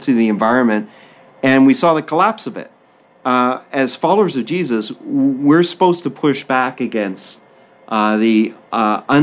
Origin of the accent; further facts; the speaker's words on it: East Coast, Maritime provinces, Canada; so the fisheries were a big part of the way of life in the maritime provinces